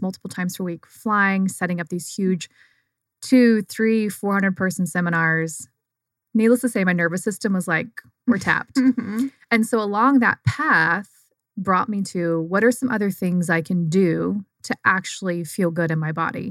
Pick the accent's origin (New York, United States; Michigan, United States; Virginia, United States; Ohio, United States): Virginia, United States; Southern; Grew up in Southern Virginia in the middle of nowhere in, like, cutest, quaintest little town